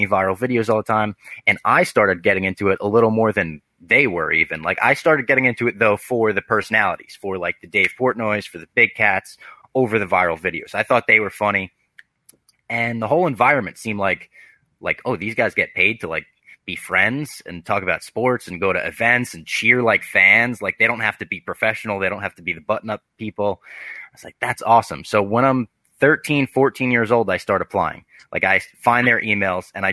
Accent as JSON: {"language": "English", "region": "New Jersey", "country": "United States", "tie": "born or raised there", "lives_now": "New York, United States", "said": "I grew up in New Jersey"}